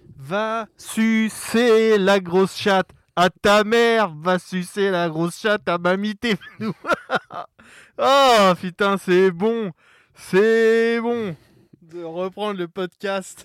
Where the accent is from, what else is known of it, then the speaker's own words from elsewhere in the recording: Paris, Île-de-France, France; je suis un Parisien, je suis un vrai Parisien